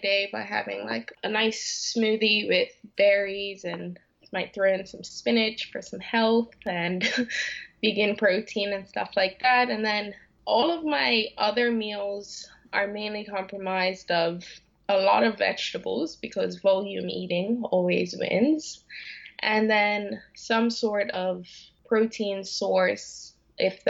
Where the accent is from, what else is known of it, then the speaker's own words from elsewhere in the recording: Bermuda; moved away as an adult; also born or lived in Canada; I'm from Bermuda and I moved to Canada to study at the University of Western Ontario